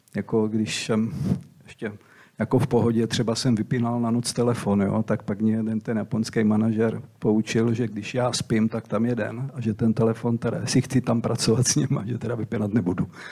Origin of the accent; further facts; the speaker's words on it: Brodek, Czechia; moved away as an adult; also born or lived in Slovakia; jsem byl kluk z Brodku